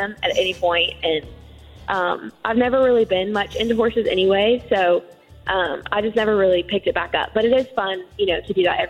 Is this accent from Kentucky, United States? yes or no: yes; Lexington, Kentucky, United States; I really loved growing up in Kentucky.